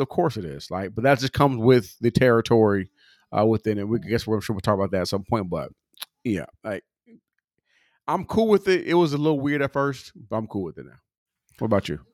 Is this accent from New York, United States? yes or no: no; California, United States; I'm from California